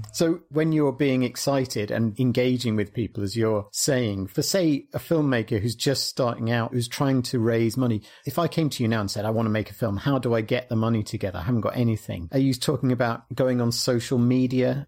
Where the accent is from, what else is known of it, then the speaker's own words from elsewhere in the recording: United Kingdom; we're British